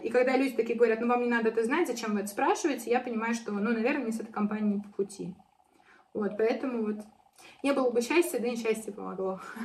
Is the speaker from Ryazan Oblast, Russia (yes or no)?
no; Arzamas, Nizhny Novgorod Oblast, Russia; moved away as an adult; now in Moscow, Russia; я уехала там из Нижнего Новгорода, из Арзамаса, из своего родного города, да, то есть я переехала в Москву